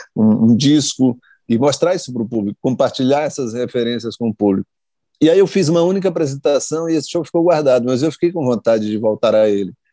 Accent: Maranhão, Brazil; eu sou do Maranhão

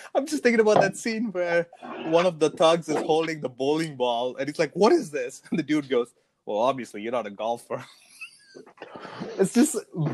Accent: South India, India; accent: southern; moved away; I'm from the South.

